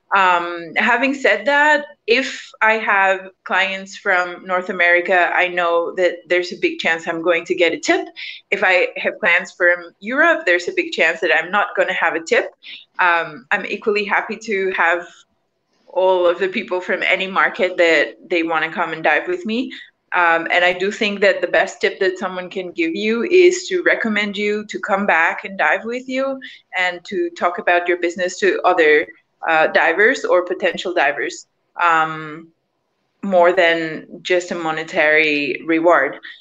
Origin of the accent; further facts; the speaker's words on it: Mexico; I'm from Mexico, so we have a culture of tipping